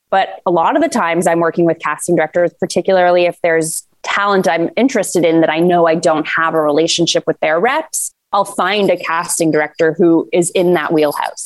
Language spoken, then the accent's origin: English; Toronto, Ontario, Canada; I'm a very proud Canadian and Torontonian, as I'm sure many people hear in my accent occasionally during this conversation